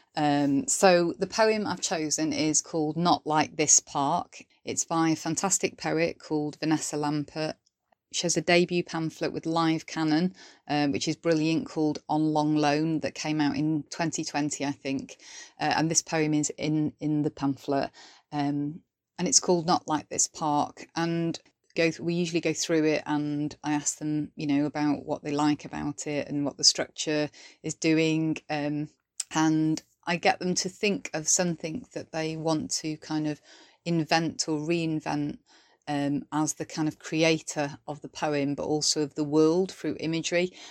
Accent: Welsh, Wales, United Kingdom; now in Sheffield, United Kingdom; I'm a British Welsh poet based in Sheffield, South Yorkshire

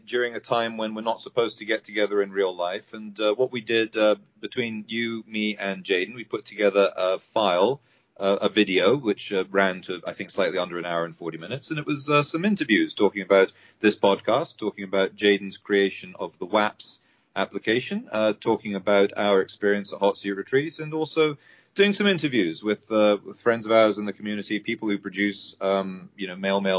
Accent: United Kingdom; I'm British

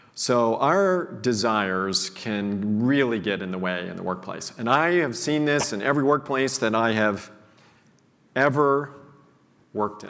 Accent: Missouri, United States; I grew up in a small town in Missouri

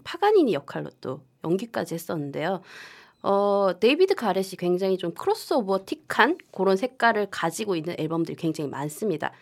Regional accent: Gyeongsang, South Korea; 둘다 경상도 출신이라

